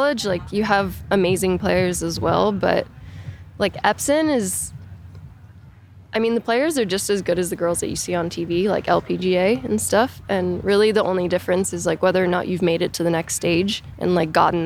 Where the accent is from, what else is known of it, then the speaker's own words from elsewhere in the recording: Orlando, Florida, United States; also born or lived in Jupiter, Florida; when I was 10, I moved to Orlando. And I pretty much grew up playing in tournaments and stuff in Orlando